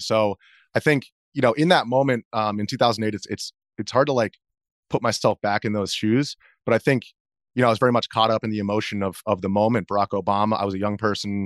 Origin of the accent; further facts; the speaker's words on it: outside of New York, United States; also born or lived in Jordan; growing up outside of New York, my mom worked in Manhattan